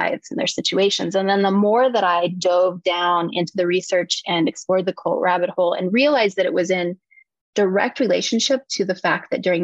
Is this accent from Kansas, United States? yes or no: yes; Eskridge, Kansas, United States; adjacent to a very small town, which was my mother's hometown of Eskridge, Kansas.